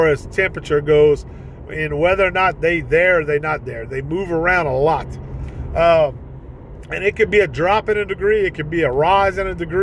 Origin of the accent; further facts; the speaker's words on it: Ville Platte, Louisiana, United States; my hometown of Ville Platte